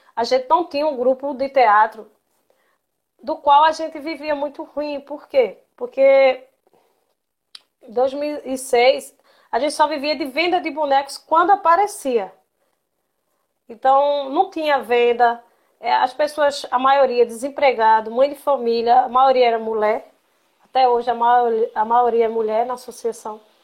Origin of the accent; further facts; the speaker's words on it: Glória do Goitá, Pernambuco, Brazil; meu primeiro contato com o Mamulengo foi quando eu era criança, aqui em Glória do Goitá